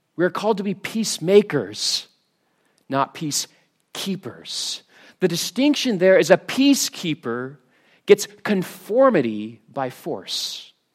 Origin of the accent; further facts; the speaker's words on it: United States; now in Scotland; I am American.